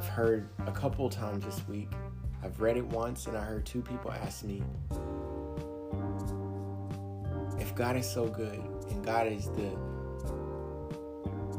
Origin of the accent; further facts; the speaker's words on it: United States; I'm African American